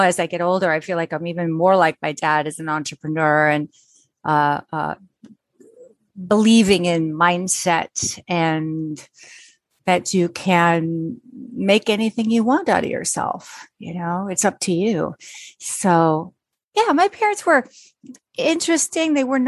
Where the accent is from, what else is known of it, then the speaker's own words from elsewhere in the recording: Pontiac, Illinois, United States; born there; So I was born in Pontiac, Illinois, which is outside Chicago by quite a ways. We really lived in the suburbs of Chicago